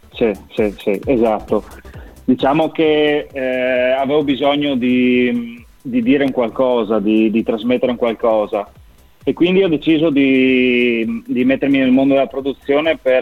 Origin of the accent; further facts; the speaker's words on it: Udine, Friuli-Venezia Giulia, Italy; accent: Friulian; now in San Giorgio della Richinvelda, Italy; sono originario di Udine, nato a Udine